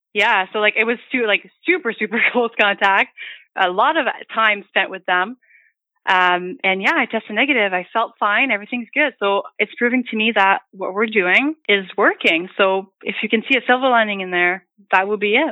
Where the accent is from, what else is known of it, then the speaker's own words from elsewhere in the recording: Hearst, Ontario, Canada; moved away; I'm from Northern Ontario. I'm from Hearst.